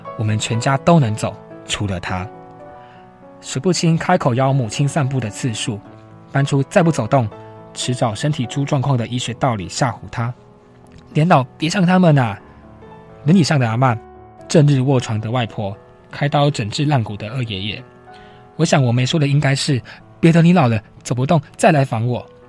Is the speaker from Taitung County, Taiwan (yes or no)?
no; Danei, Tainan, Taiwan; 住在台南嘛，一个乡下，嗯。我的家是叫大， 在大内，台南的大内